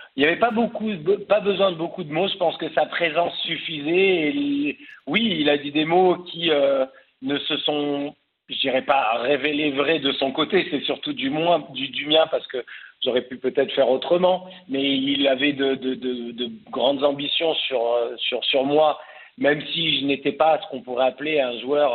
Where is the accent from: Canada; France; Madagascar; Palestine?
France; Cannes, Provence-Alpes-Côte d'Azur; moved away as an adult; also born or lived in Paris; je suis parisien, mais j'ai grandi à Cannes